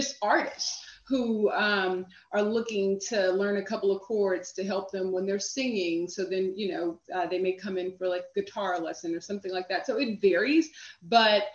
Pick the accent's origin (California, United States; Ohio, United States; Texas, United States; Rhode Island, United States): Texas, United States; Houston; also born or lived in New York City; now in Washington, D.C., United States; I'm originally from Houston